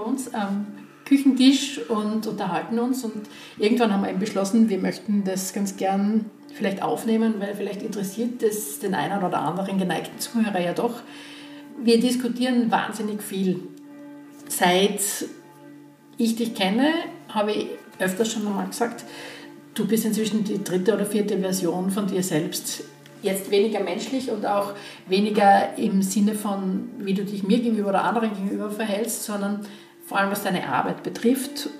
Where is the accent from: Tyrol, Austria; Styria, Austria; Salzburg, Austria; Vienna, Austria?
Styria, Austria; Graz; ich bin 52 und gebürtige Grazerin